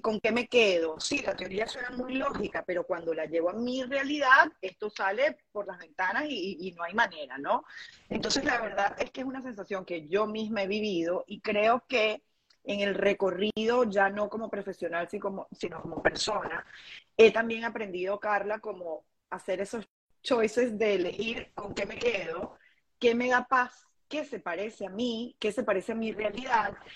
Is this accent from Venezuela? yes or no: yes; Venezuela; moved away as an adult; now in Dominican Republic; emigramos, nos mudamos de Venezuela a República Dominicana